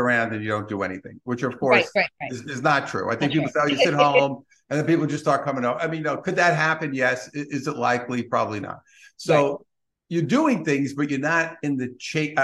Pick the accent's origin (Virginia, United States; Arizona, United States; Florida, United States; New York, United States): New York, United States; New York City; being a New Yorker